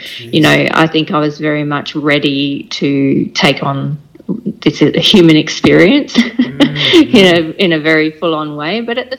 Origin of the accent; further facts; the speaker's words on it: Takapuna, Auckland, New Zealand; born there; I was born in Takapuna in Auckland in New Zealand.